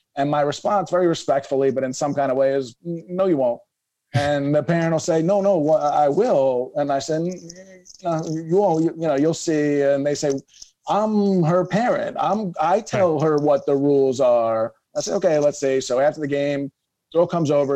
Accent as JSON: {"language": "English", "town": "Philadelphia", "region": "Pennsylvania", "country": "United States", "tie": "born or raised there", "said": "I growing up in Philadelphia, I played basketball, soccer"}